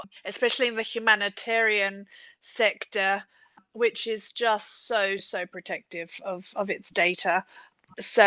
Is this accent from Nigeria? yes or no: no; Adelaide, South Australia, Australia; I'm from Australia, my hometown has just got it so right. It's in Adelaide